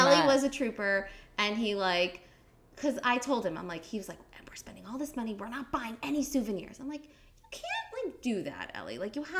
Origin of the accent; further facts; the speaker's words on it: New Jersey, United States; moved away; also born or lived in Cincinnati; Well, I am from New Jersey.